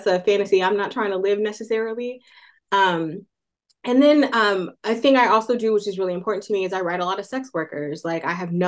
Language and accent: English; Oakland, California, United States; Oakland, California, which is my hometown